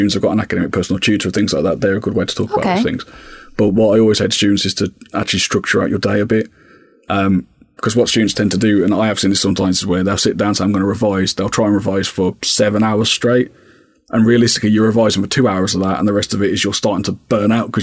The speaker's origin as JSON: {"language": "English", "town": "Birmingham", "region": "West Midlands", "country": "United Kingdom", "moved": "as an adult", "lives_now": "Essex, United Kingdom", "said": "originally I'm from Birmingham, so I moved from Birmingham to Essex"}